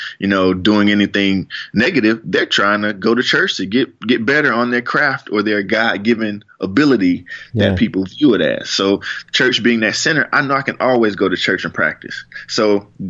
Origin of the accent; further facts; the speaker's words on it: Fort Worth, Texas, United States; I'm from Fort Worth